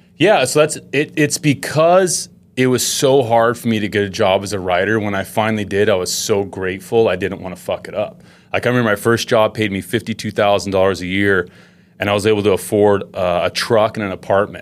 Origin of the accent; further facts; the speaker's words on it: Utah, United States; I grew up in Utah.